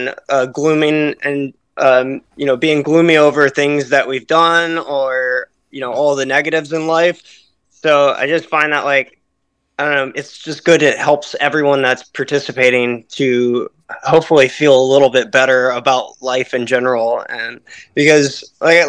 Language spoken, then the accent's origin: English; Slidell, Louisiana, United States; moved away as an adult; now in upstate New York, United States; I originally grew up 20 minutes outside of New Orleans in a place called Slidell, Louisiana